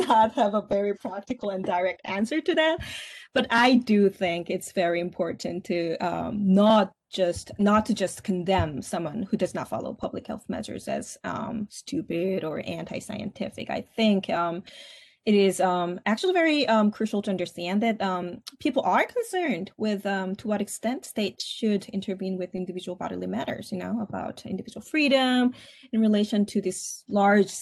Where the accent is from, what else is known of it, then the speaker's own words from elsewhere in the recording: South Korea; English is a second language; moved away as an adult; now in Syracuse, United States; I grew up in Korea.